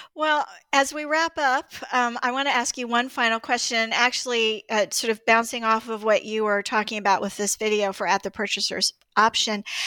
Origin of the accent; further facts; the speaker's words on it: Greensboro, North Carolina, United States; I grew up in Greensboro, North Carolina, too